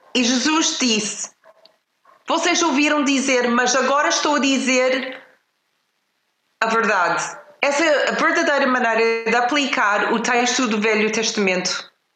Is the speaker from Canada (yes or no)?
yes; Canada; now in Portugal; Eu cresci numa família no Canadá